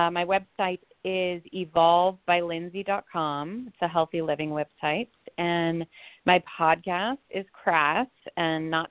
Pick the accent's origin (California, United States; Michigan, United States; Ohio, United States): California, United States; Los Angeles; I grew up in Los Angeles